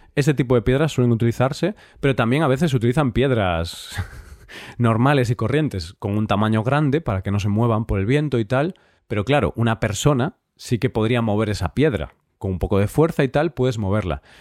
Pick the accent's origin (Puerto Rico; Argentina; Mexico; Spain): Spain; Vigo, Galicia; en Galicia, que es de donde yo soy